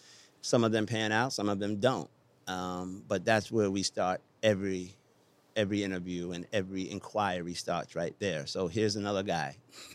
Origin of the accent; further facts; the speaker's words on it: Wiesbaden, Hesse, Germany; born there; I was born in Wiesbaden, Germany. I have 7 brothers and sisters.